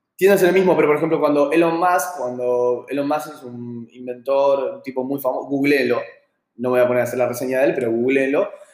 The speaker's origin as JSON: {"language": "Spanish", "country": "Argentina"}